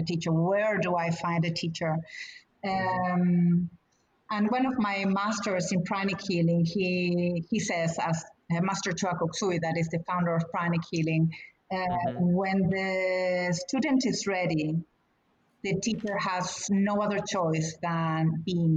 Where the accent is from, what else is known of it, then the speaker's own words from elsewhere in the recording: Argentina; now in United States; we were coming with a family to the States. I'm from Argentina.